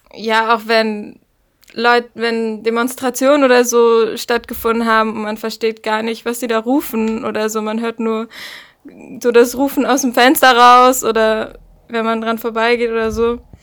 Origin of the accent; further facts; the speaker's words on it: Berlin, Germany; also born or lived in Lüneburg; Eigentlich komme ich aus Berlin und wohne da auch in der Nähe von einem Flughafen